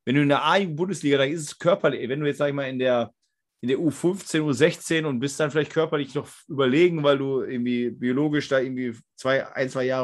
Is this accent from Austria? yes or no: no; Moers, North Rhine-Westphalia, Germany; also ich komme hier aus Mörs, das ist nahe Duisburg